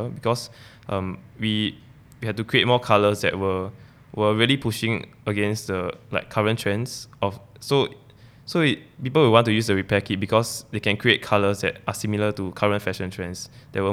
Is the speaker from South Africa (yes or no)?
no; Singapore; growing up in Singapore as students.